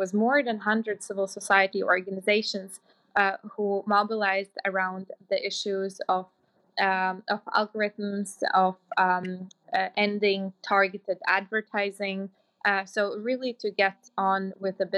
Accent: Latvia; moved away; I come from Latvia

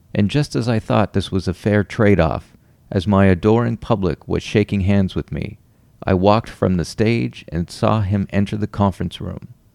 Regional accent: Ottawa, Ontario, Canada; now in Toronto, Canada; I'm from Ottawa

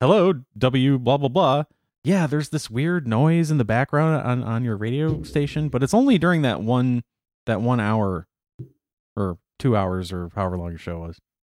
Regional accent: Racine, Wisconsin, United States; moved away; I grew up in Racine.

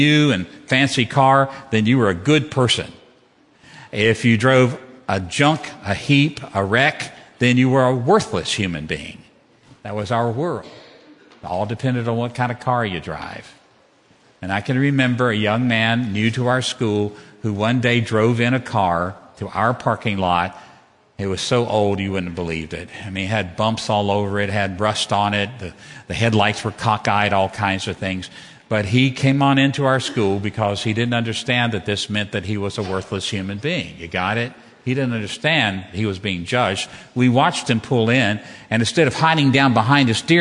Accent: Roanoke, Virginia, United States; I grew up in Roanoke, Virginia, in Southwest Virginia

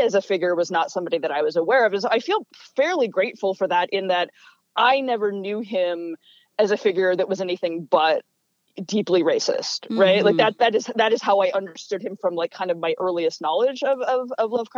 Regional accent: Montana, United States; now in Rhode Island, United States; I'm not even a local. I'm from Montana.

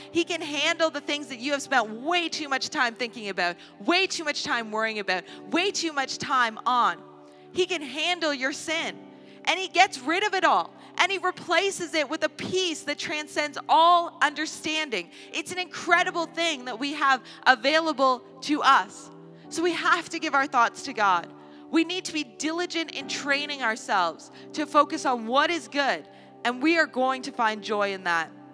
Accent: Canada; a Canadian society

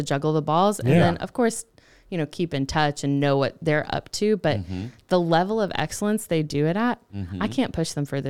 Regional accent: North Carolina, United States; born there; also born or lived in Missouri / Georgia / Texas; Ooh, I was born in North Carolina.

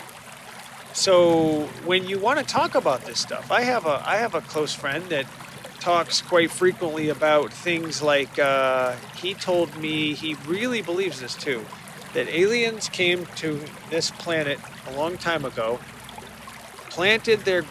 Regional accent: Connecticut, United States; now in Boston area, United States; I grew up in Connecticut, and I grew up a Yankee fan

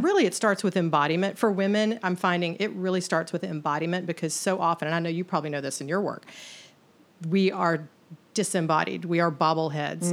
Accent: the South, United States; born and raised in the South. And as a woman who grew up here

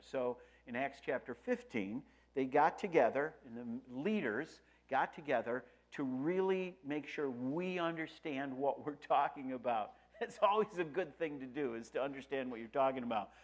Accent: Rochester, New York, United States; I'm from Rochester, New York.

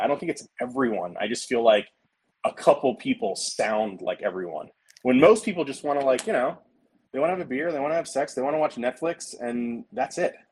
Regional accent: American South, United States; I am a Southern dude

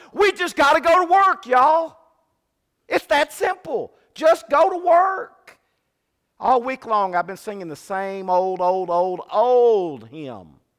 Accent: Fremont, California, United States; growing up in Fremont, California, we were about an hour away from the Oakland A's

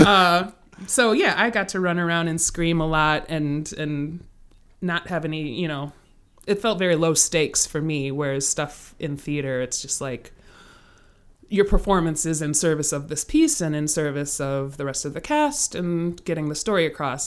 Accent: Kenosha, Wisconsin, United States; moved away as an adult; now in Chicago, United States; I'm from Kenosha, Wisconsin, which is, I live in Chicago now

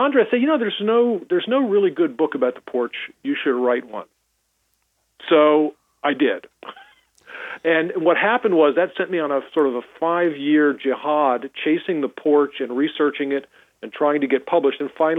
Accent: Washington, District of Columbia, United States; you might have been born in Sibley, which is where I was born, on North Capitol Street.

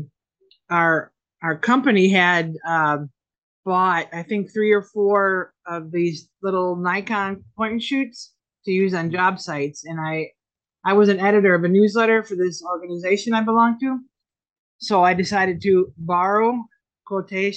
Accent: Fond du Lac, Wisconsin, United States; moved away as an adult; now in South Florida, United States; I'm originally born and raised in Wisconsin, little town of Fond du Lac.

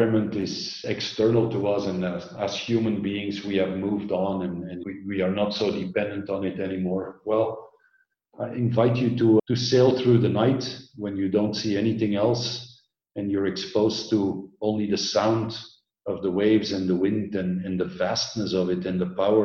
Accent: Belgium; moved away as an adult; also born or lived in Orange County, United States; I grew up in Belgium, densely populated.

